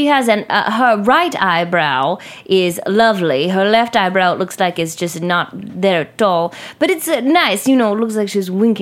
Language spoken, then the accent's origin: English; Brooklyn, New York, United States; I was brought up right here in Brooklyn.